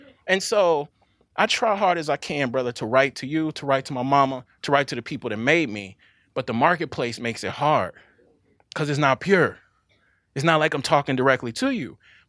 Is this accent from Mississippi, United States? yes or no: yes; Mississippi, United States; One, again, I'm from Mississippi.